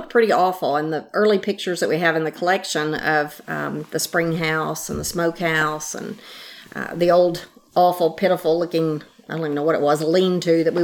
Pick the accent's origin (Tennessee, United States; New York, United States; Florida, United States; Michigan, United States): Tennessee, United States; Nashville; moved away as an adult; also born or lived in Maryland; I grew up here in Nashville